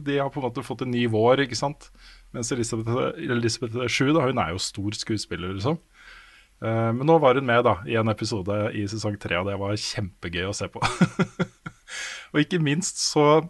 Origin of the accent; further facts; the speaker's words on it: Våler, Østfold, Norway; moved away; Jeg vokste opp i Våler utafor Moss, jeg er nesten aldri der nå lenger.